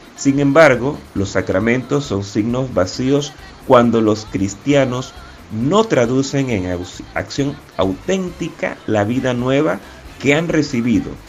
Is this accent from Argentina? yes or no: no; David, Chiriquí, Panama; la parroquia Catedral San José de David, de donde soy oriundo